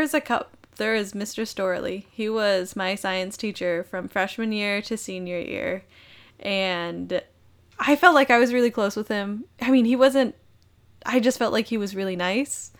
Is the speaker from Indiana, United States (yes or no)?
no; Minnesota, United States; I was born and raised in Minnesota.